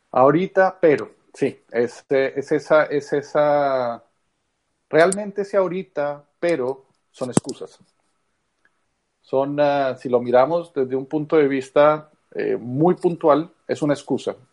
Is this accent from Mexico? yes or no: no; Colombia; moved away; soy colombiano. Eh, de origen, muchos años fuera